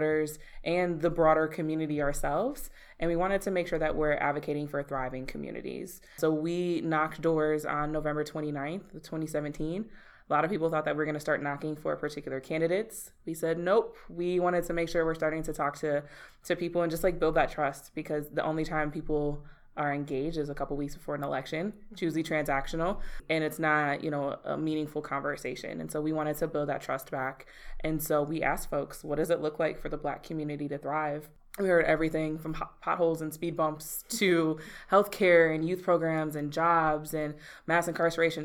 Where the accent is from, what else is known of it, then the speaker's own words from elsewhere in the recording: Milwaukee, Wisconsin, United States; I'm born and raised in Milwaukee. I actually grew up down the street from here on 32nd in Wisconsin